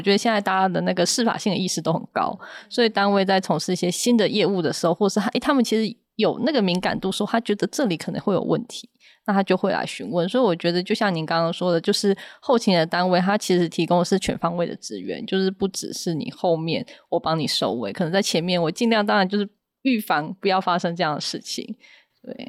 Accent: Yunlin County, Taiwan; 因为我是云林人嘛，那所以说在乡下

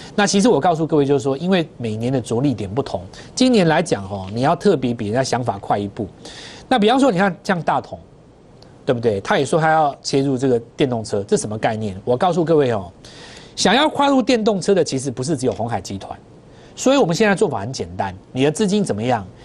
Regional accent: Taiwan; 还是我们台湾人先知道

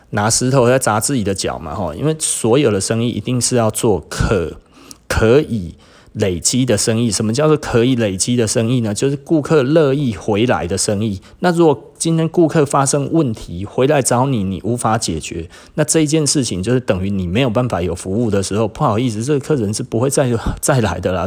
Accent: Taiwan; 我们台湾人

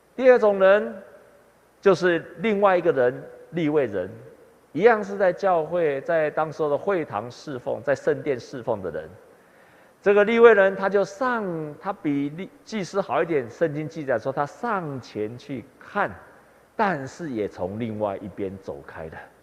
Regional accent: Taiwan; 我们台湾人受惠很多宣教师的帮助，才有今天的信仰，还有福音

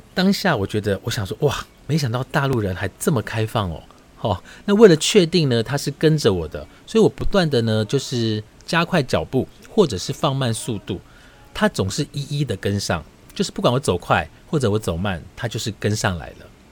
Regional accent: Taiwan; 我是台湾来的

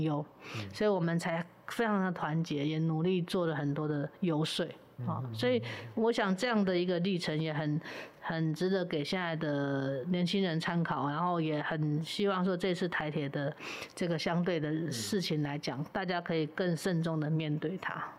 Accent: Sanyi, Miaoli County, Taiwan; also born or lived in Taoyuan; 我是苗栗人嘛，哈是，苗栗客家 ，然后也是在三义就是木雕小镇嘛

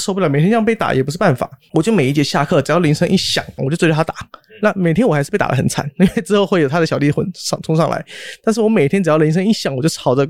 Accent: Hong Kong; also born or lived in Taiwan; 因为我是台湾出生，然后国小到香港去，那时候很小，然后那时候香港是九七年之前，所以只讲广东话跟英文

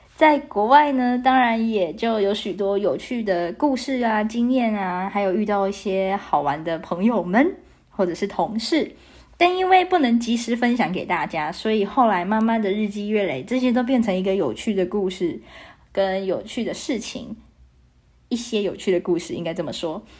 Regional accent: Taiwan; 我来自台湾

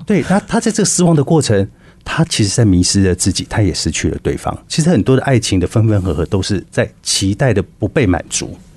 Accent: Taiwan; 我们台湾人在爱的学习上面呢，其实是比较少的

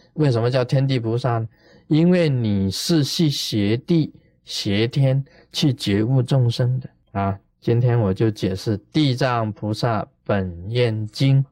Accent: China; 我们中国人

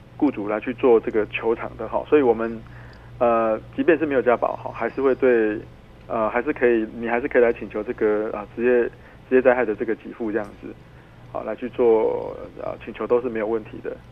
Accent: Tainan, Taiwan; 之前我们台南有一个判决哈

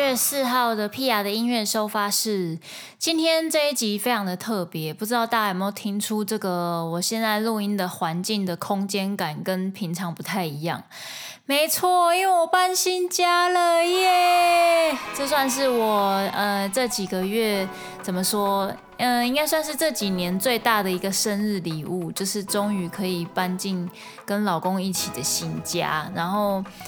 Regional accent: Kaohsiung, Taiwan; moved away; 身为高雄人

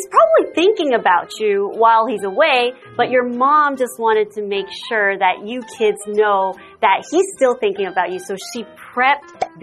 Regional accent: Singapore; I'm originally from Singapore.

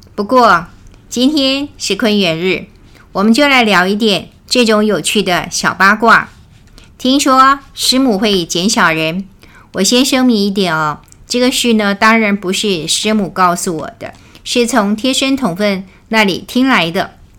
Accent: Taiwan; 我们台湾人叫陪抓

